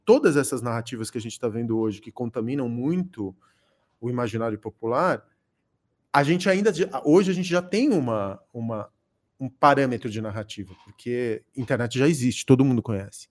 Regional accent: São Paulo, Brazil; also born or lived in Córdoba, Argentina; uns 5 anos de idade. Cheguei aqui na, na década, no final da década de 70

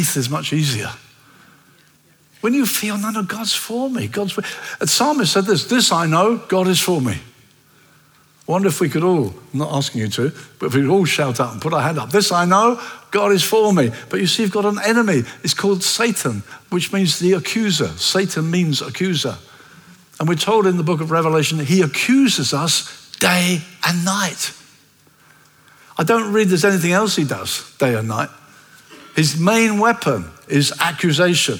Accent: Brighton, South East England, United Kingdom; I come from Brighton

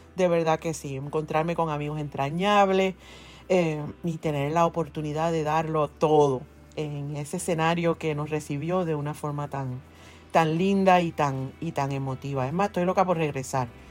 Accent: Ponce, Puerto Rico; also born or lived in Mayagüez; nací en Ponce

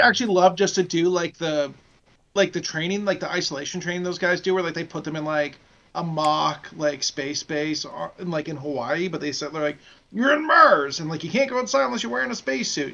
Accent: Nova Scotia, Canada; now in Ontario, Canada; I, I, live in Ontario now, but we're all from Nova Scotia

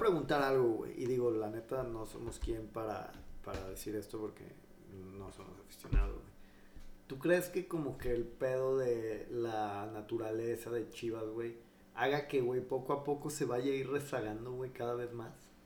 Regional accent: Mexico; nosotros como mexicanos

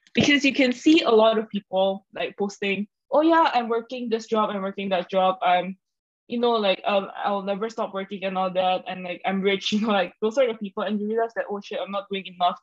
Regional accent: Indonesia; moved away as an adult; now in Singapore; I'm from Indonesia, so I moved over to Singapore

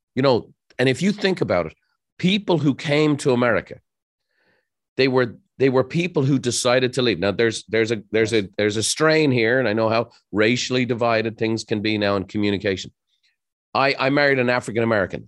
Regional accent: Ireland; moved away as an adult; now in United States; growing up in Ireland

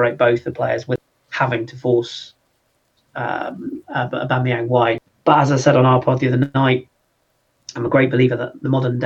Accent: London, United Kingdom; moved away; grew up in the Arsenal sort of area of North London when I was very young

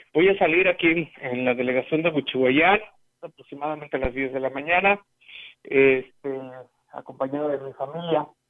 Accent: Huehuetlán, San Luis Potosí, Mexico; mi pueblo

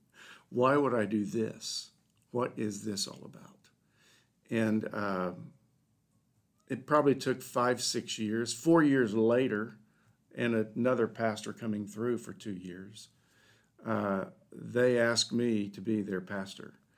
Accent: Dayton, Ohio, United States; I grew up in Dayton, Ohio

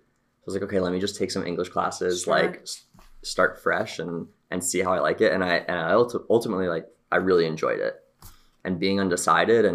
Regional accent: New Jersey, United States; moved away as an adult; now in Los Angeles, United States; I grew up right outside New York City

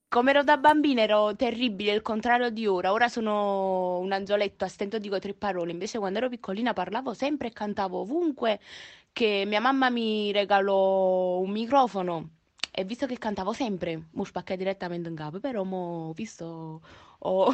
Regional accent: Naples, Campania, Italy; sono di Napoli, proprio napoletana verace

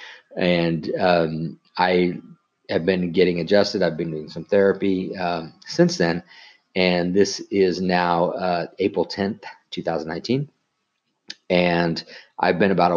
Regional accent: Colorado, United States; I grew up in Colorado

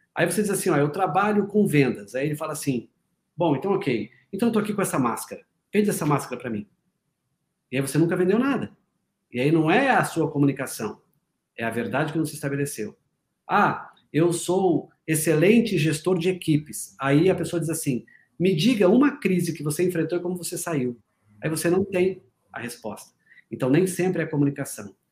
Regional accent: Paraná, Brazil; eu sou paranaense, mas trabalho muito em São Paulo

